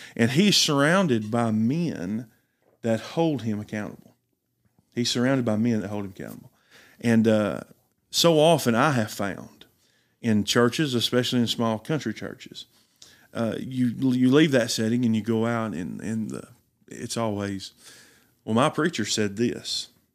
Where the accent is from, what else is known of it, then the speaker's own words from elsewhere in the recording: Riceville, Tennessee, United States; Riceville, Tennessee, born and raised in McMahon County